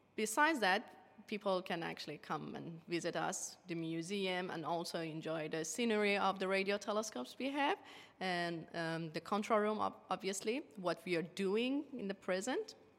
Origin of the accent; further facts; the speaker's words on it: Iran; English is a second language; moved away as an adult; now in Tasmania, Australia; my home country, Iran